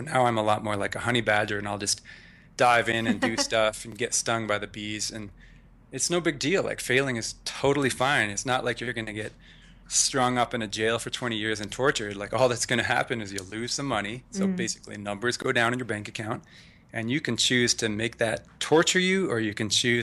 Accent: Canada; moved away as an adult; now in United States; I was born in Canada, moved to the U.S. at 24.

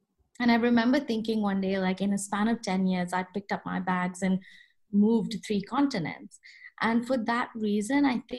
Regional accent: Kuwait; also born or lived in India / Boston, United States; So as you know, I grew up in the Middle East, in Kuwait to be specific, but I'm of Indian origin.

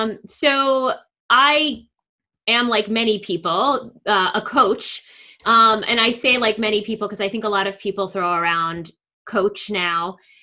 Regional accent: New Jersey, United States; accent: New York; now in Cherry Hill, United States; You might hear in my accent that I have more of a New York accent. I moved from northern New Jersey, where our city was New York, down to southern New Jersey, where the city is Philadelphia.

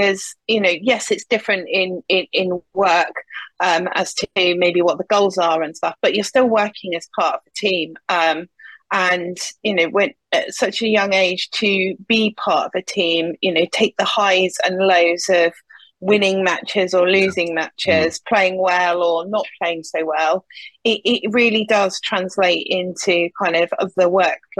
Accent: Nottingham, East Midlands, United Kingdom; a company called InterAlliance was starting up in Nottingham, which is my hometown.

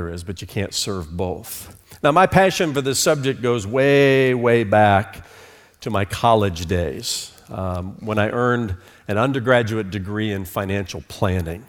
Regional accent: Fort Wayne, Indiana, United States; moved away as an adult; also born or lived in New York City / Charlotte, North Carolina; moved me from Fort Wayne, Indiana, which was my hometown, to New York City

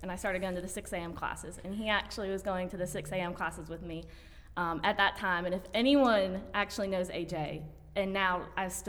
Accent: Mississippi, United States; moved away as an adult; now in Greenville, United States; I am actually from Mississippi, so I grew up in Mississippi

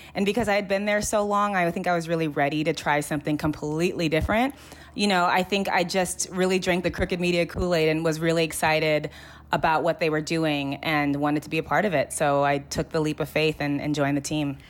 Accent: Los Angeles, California, United States; I grew up in the Valley, and I just feel like it was very, like, the Valley, the San Fernando Valley in L

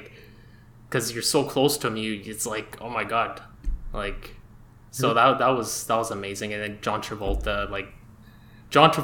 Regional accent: Montreal, Quebec, Canada; I'm from Montreal. I'm a filmmaker from Montreal

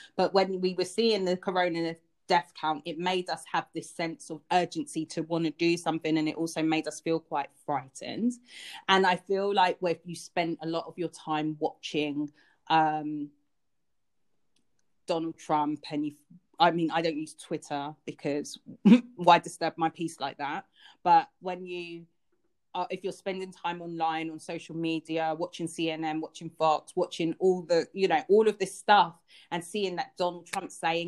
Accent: United Kingdom; I am British. I do live here

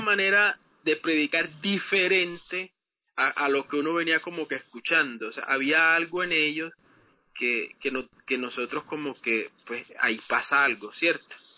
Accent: Colombia; nosotros somos de Colombia

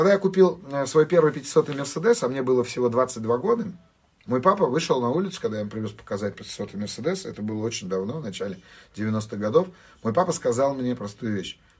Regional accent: Armenia; Я, так сказать, армянин, а, и у армян очень сильно культурологически выражена зависть.

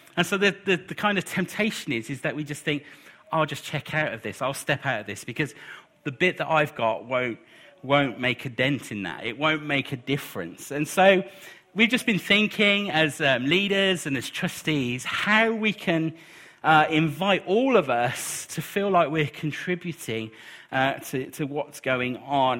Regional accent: United Kingdom; we're British

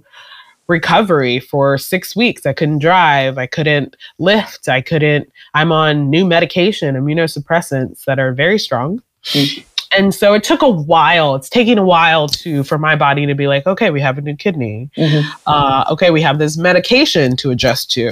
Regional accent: Nigeria; I'm Nigerian.

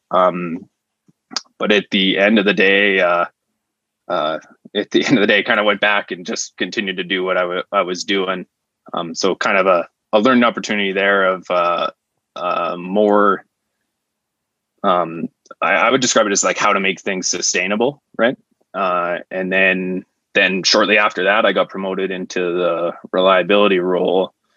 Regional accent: Estevan, Saskatchewan, Canada; I'm originally from Estevan, Saskatchewan, um, which is kind of a small city with lots of industry.

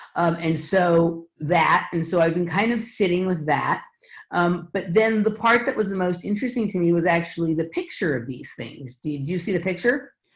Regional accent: Los Angeles, California, United States; I'm from Los Angeles, California, and I grew up um, kind of with a blend of the cultures around both competitive gymnastics and uh, Hollywood here in Los Angeles

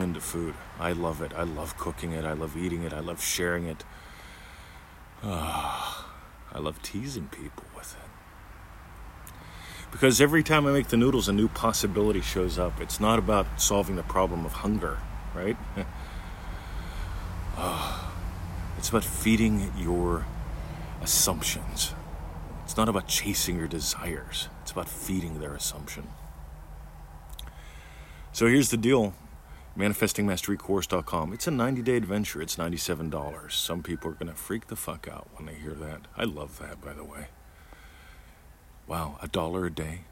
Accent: Pennsylvania, United States; I grew up in Pennsylvania

